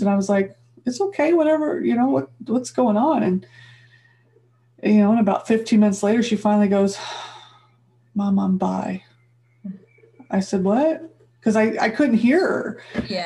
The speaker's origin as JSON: {"language": "English", "region": "Midwest", "country": "United States", "tie": "born or raised there", "moved": "yes", "said": "I grew up in the Midwest, white girl."}